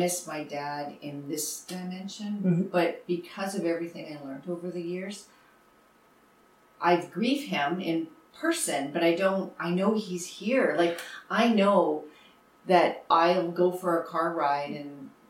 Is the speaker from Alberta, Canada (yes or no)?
no; Winnipeg, Manitoba, Canada; I'm from Winnipeg, so born and raised Manitoban